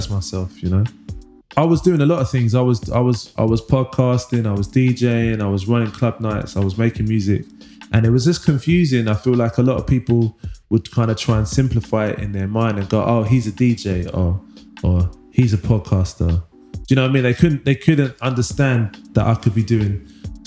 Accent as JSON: {"language": "English", "region": "London", "country": "United Kingdom", "tie": "born or raised there", "also_born_or_lived": "Manchester", "said": "I was born in Wych Cross Hospital, Leytonstone, East London, and grew up in East London"}